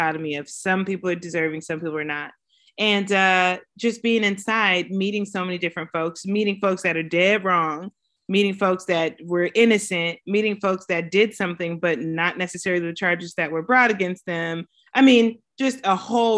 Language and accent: English; Pomona, California, United States; I'm from Pomona, California, and been out in Southern California my entire life. Finished high school here, went to college here